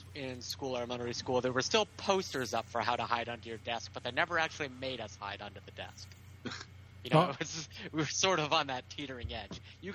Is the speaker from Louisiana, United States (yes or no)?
no; near Westover Air Force Base, Massachusetts, United States; we were lucky enough to grow up near Westover Air Force Base, which housed most of the C-5A galaxies, the largest transports for the Air Force.